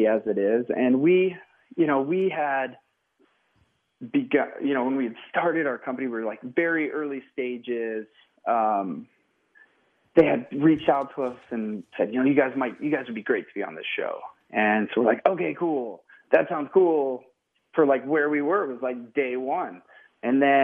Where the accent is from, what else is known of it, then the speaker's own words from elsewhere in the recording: Coeur d'Alene, Post Falls area, northern Idaho, United States; we ended up in a beautiful part of northern Idaho, Coeur d'Alene, Post Falls area